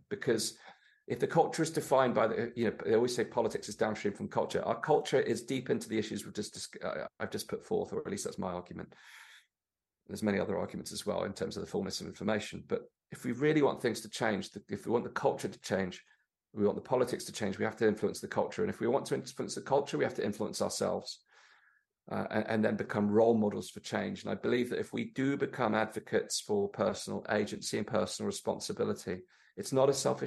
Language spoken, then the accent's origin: English; Torbay, South West England, United Kingdom; growing up in Torbay there, which is where I lived when I was growing up